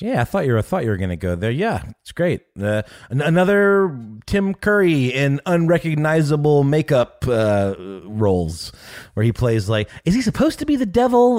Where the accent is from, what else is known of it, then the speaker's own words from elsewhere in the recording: Germany; moved away; I was born in Germany.